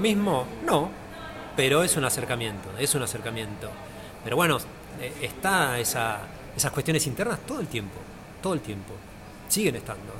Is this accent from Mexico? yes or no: no; Argentina; now in Buenos Aires, Argentina; yo no soy de acá de Buenos Aires, yo soy de provincia.